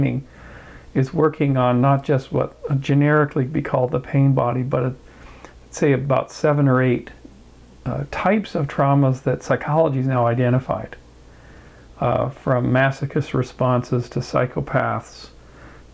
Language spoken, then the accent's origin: English; Kamloops, British Columbia, Canada; also born or lived in Victoria, British Columbia; now in Bay Area, United States; Kamloops. I was raised mostly there